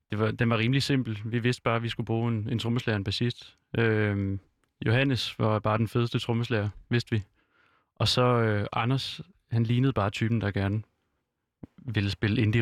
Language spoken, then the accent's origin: Danish; Jutland, Denmark; det vi er begge fra Jylland også.